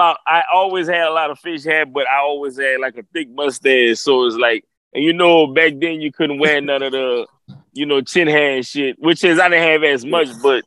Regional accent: Lafayette, Louisiana, United States; also born or lived in Carencro, Louisiana / St. Martinville, Louisiana; You can say I'm from Lafayette on the north side, but you can say I'm from Karen Crew. You can say I'm from St. Martinville. I'm just Louisiana Lafayette.

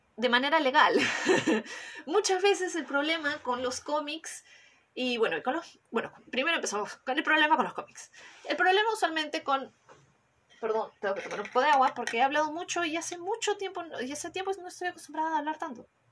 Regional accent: Peru; en mi país, cuando en Perú

